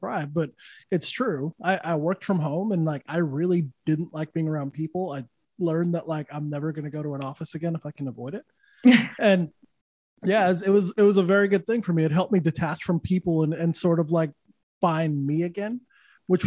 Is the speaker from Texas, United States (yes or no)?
no; Santa Fe, New Mexico, United States; also born or lived in Los Angeles / Austin / Louisiana; now in Florida, United States; I'm from Santa Fe, New Mexico. That's like woke central, dude. Like it's, yeah. So I understand that woke mentality. I grew up with it